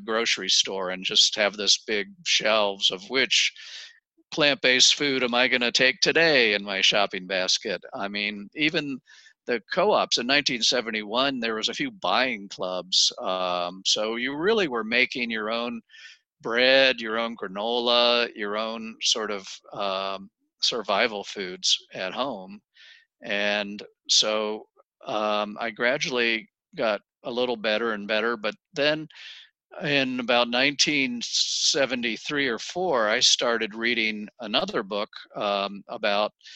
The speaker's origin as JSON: {"language": "English", "region": "Maryland", "country": "United States", "tie": "born or raised there", "also_born_or_lived": "Ohio / Oregon", "moved": "as an adult", "said": "I grew up in Maryland"}